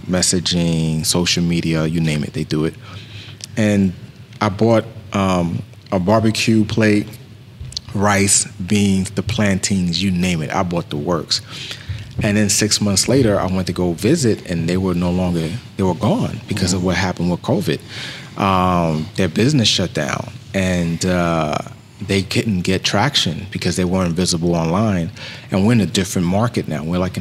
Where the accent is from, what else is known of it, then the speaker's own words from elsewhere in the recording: Bronx, New York, United States; And I'm from New York, too, as well.